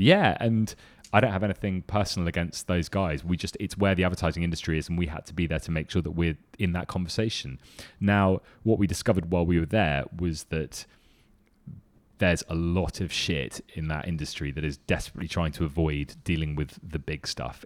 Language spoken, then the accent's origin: English; London, United Kingdom; I come from London